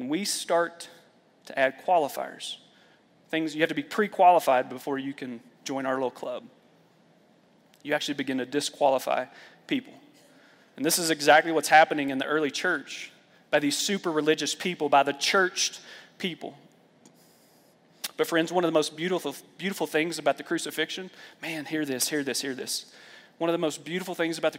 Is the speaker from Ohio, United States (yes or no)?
no; Lexington, Kentucky, United States; I grew up in the Bible Belt, Lexington, Kentucky